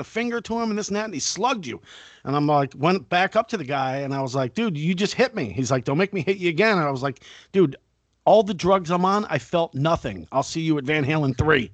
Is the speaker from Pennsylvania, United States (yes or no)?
no; Fort Lauderdale, Florida, United States; I grew up in Fort Lauderdale, which was Party Central at the time